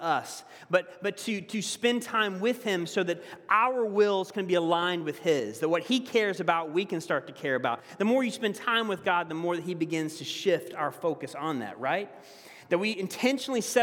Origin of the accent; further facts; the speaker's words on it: the South, United States; accent: southern; moved away; my southern accent's a little bit stronger